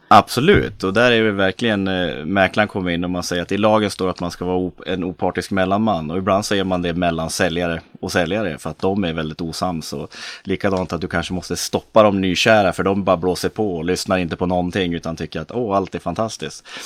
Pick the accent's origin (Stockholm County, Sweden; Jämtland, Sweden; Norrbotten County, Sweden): Jämtland, Sweden; Östersund; moved away; född och uppvuxen i Norrlands inland, Östersund.